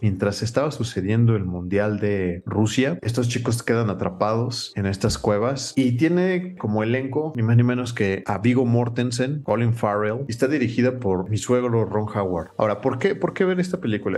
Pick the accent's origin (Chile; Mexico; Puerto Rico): Mexico; nosotros siendo mexicanos